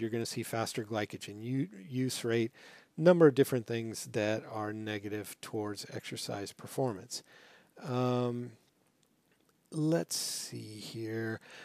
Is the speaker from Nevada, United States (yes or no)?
yes; Las Vegas, Nevada, United States; moved away; I grew up in Las Vegas